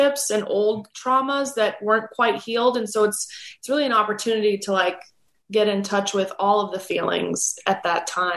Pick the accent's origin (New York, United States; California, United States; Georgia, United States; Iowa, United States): California, United States; Los Angeles; my childhood and growing up in Los Angeles